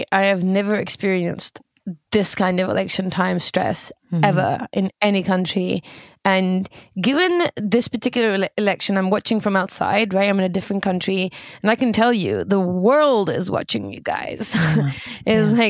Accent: United Kingdom; now in United States; Moving on. UK, very civilized, as you can imagine. In the UK, we only campaign for 6 weeks prior.

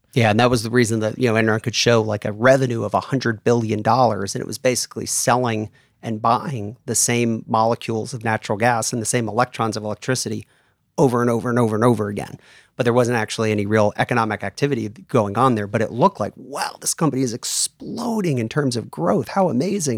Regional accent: New York area, United States; moved away as an adult; also born or lived in Houston / Germany; now in Atlanta, United States; I grew up in the New York area

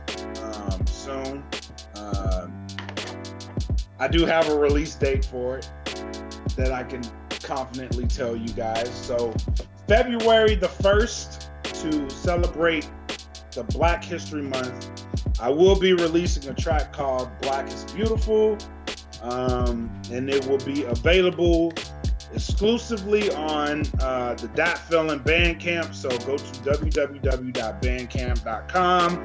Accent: Louisiana, United States; I'm from Louisiana

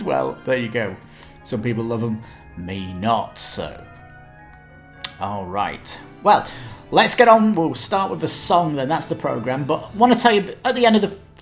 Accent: Ireland; I am Irish

